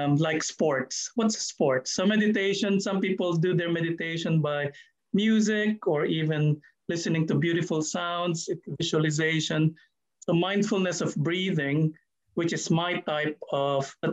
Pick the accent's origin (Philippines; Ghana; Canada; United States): Philippines; now in New Zealand; I'm Filipino